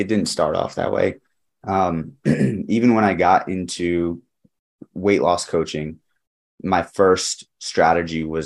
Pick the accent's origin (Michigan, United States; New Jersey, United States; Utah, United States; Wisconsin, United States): New Jersey, United States; moved away as an adult; also born or lived in Connecticut; I grew up in New Jersey and then I went to school in Connecticut.